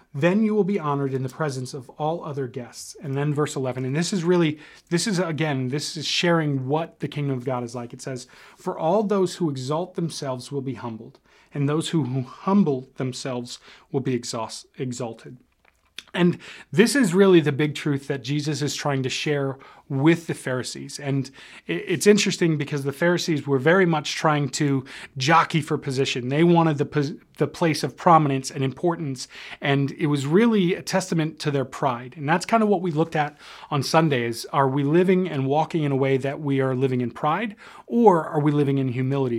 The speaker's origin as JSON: {"language": "English", "country": "United States", "said": "we as an American culture"}